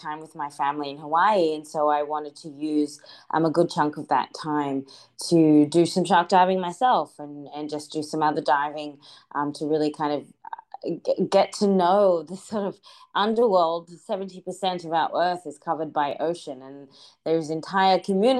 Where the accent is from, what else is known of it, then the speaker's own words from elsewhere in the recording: Australia; growing up in Australia